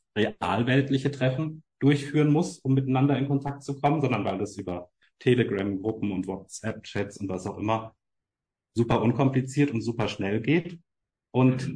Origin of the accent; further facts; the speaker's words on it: Main-Tauber-Kreis, Baden-Württemberg, Germany; moved away; Ich komme ursprünglich aus dem Main-Tauber-Kreis